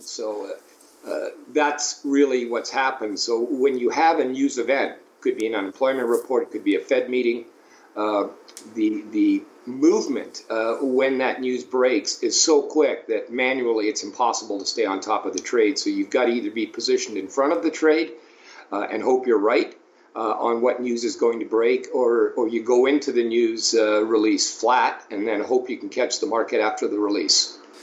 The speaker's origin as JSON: {"language": "English", "town": "Toronto", "region": "Ontario", "country": "Canada", "tie": "born or raised there", "said": "in Ontario, where I uh, grew up, I grew up in Toronto, Ontario"}